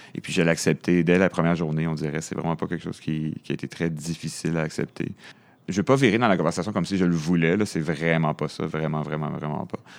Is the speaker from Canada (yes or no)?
yes; Montreal, Quebec, Canada; moi, je suis né à Montréal. Je viens de l'est de la ville